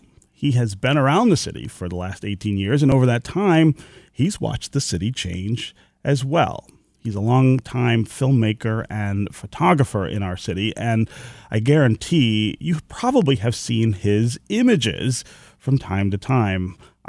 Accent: Detroit, Michigan, United States; I remember when I came home in 2007 from Baltimore and Washington, everybody I told that I was leaving and where I was going asked why. They literally said, your career will die if you go back to Detroit.

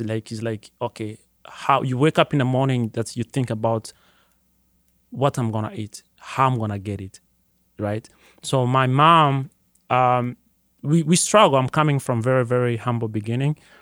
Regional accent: Burundi; moved away as an adult; now in Detroit, United States; Growing up in Burundi

